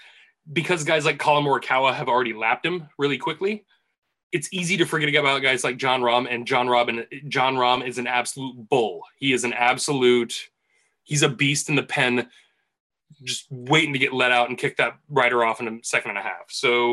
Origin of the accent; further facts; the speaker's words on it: United States; it's what embodies me as an American